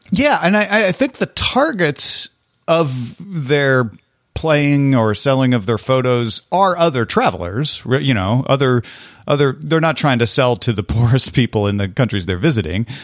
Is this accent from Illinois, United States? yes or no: yes; Illinois, United States; I'm from Illinois.